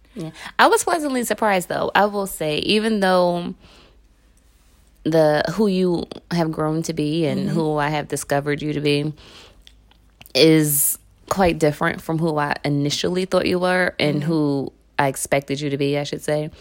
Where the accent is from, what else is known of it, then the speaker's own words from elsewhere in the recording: Philadelphia, Pennsylvania, United States; I grew up in North Philly, and it ain't the North Philly you can Google right now